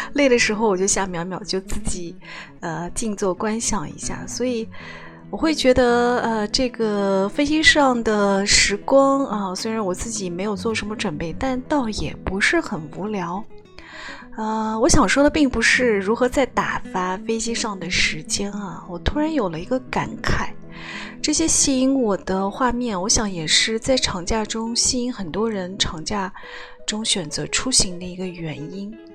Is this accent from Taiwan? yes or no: no; China; 因为在我们中国人的假期里面，春节是要跟家人共度的